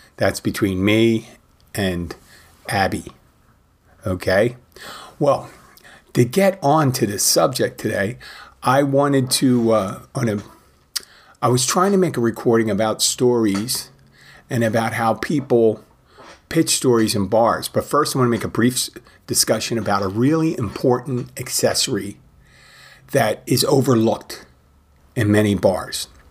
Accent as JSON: {"language": "English", "town": "Philadelphia", "region": "Pennsylvania", "country": "United States", "said": "I am from Philadelphia"}